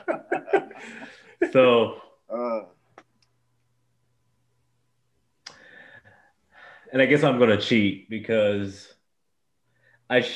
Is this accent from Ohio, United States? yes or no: yes; Westerville, Ohio, United States; also born or lived in Columbus, Ohio; I grew up in Columbus, Ohio, or Westerville, Ohio